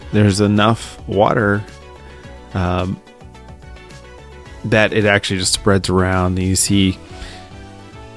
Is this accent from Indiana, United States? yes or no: no; Philadelphia, Pennsylvania, United States; accent: Philly; I'm from the East Coast, Philadelphia area